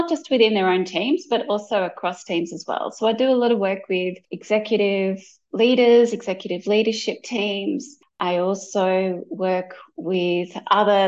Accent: Melbourne, Victoria, Australia; I'm from Melbourne, Australia. And, you know, growing up in Australia

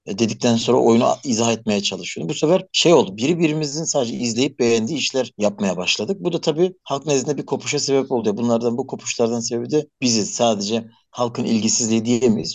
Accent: Elazığ Province, Turkey

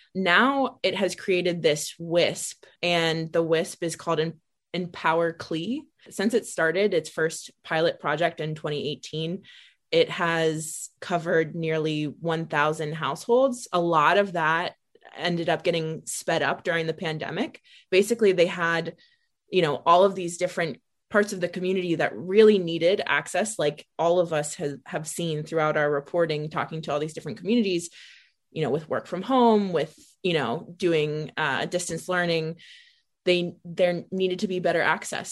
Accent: Ohio, United States; I'm from Ohio

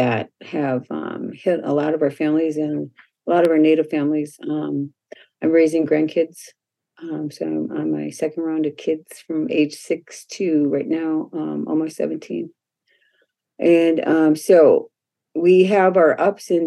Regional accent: Minneapolis, Minnesota, United States; I grew up here in the Minneapolis area, South Minneapolis

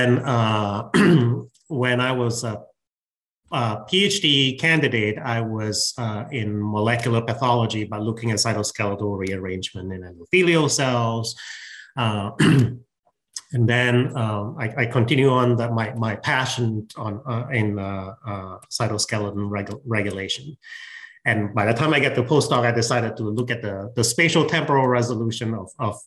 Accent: George Town, Penang, Malaysia; moved away as an adult; also born or lived in Wisconsin, United States; now in United States; I grew up in Malaysia.

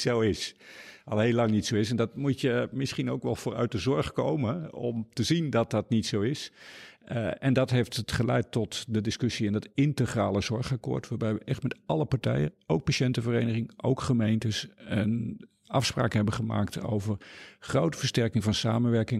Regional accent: Noordoostpolder, Flevoland, Netherlands; moved away; also born or lived in Groningen / Deventer / Amsterdam / Nashville, Tennessee; Ik ben opgegroeid in de Noordoostpolder en gestudeerd in Groningen.

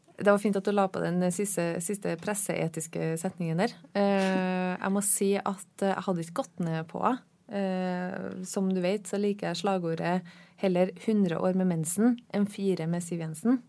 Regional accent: Trøndelag, Norway; now in Oslo, Norway; jeg er eh, trønder

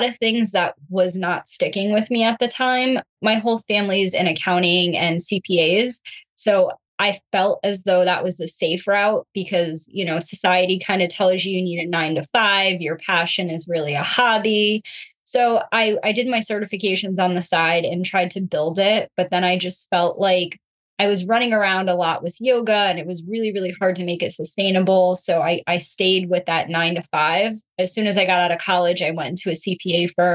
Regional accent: West Haven, Connecticut, United States; I'm born and raised in Connecticut, like the West Haven, Connecticut area. So that's my hometown.

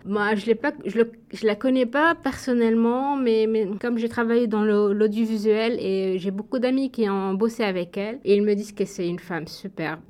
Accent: Bizerte, Bizerte Governorate, Tunisia; moved away as an adult; now in Canada; je viens de Bizerte, c'est au nord de la Tunisie.

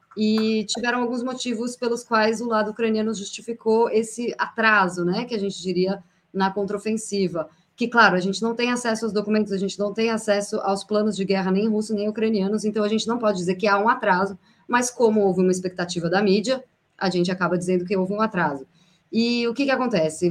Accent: São Paulo, Brazil; moved away as an adult; now in Moscow, Russia; de São Paulo, uma cidade bastante caótica, mas é brincadeira, eu tenho saudades do, da, da minha cidade natal

